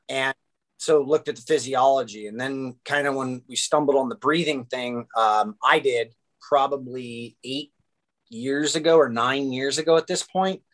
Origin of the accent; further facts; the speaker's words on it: Orange County, California, United States; I grew up in Orange County, California